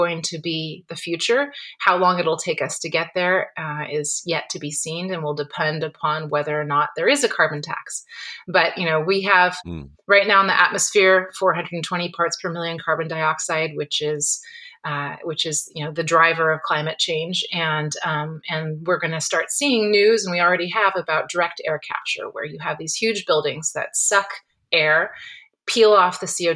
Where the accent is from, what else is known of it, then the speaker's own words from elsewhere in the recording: Napa Valley, California, United States; I grew up in the Napa Valley